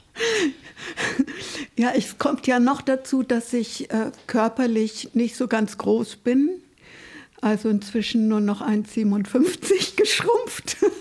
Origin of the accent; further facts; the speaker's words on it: Nuremberg, Bavaria, Germany; moved away; ich bin in Nürnberg geboren und damals war das ja noch eine sehr zerbombte Stadt